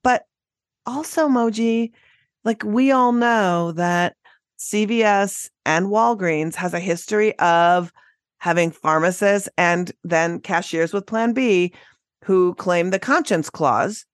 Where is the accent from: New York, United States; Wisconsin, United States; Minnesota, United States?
Minnesota, United States; moved away; My home state of Minnesota